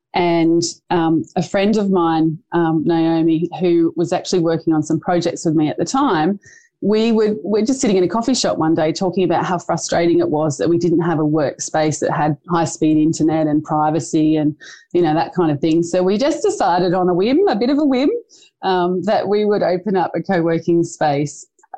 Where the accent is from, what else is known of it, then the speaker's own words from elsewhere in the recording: Port Stephens, New South Wales, Australia; my hometown of Port Stephens